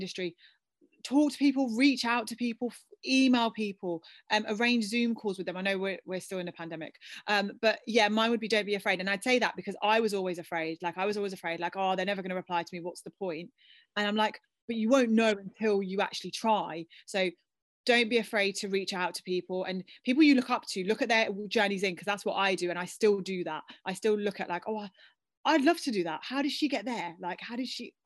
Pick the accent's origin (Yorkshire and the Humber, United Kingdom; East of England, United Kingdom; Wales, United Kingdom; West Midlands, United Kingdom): West Midlands, United Kingdom; Birmingham; my Brum people